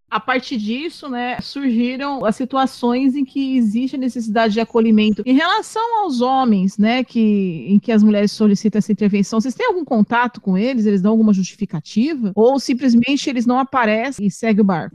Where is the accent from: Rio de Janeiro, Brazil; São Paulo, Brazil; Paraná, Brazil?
São Paulo, Brazil; moved away as an adult; also born or lived in Porangatu, Goiás; now in Goiás, Brazil; Eu sou de São Paulo, como sabe, a Liv também, e eu me assustei muito quando eu vim para cá